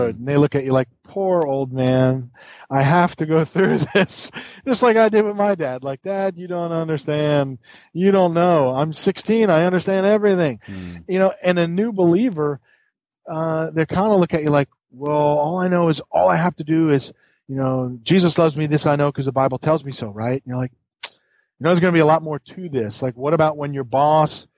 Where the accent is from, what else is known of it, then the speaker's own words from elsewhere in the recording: New York, United States; now in the South, United States; And I grew up in New York, like where it was cold